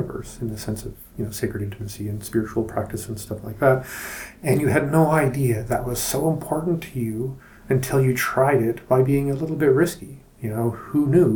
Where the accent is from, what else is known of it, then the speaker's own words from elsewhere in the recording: Canada; as a Canadian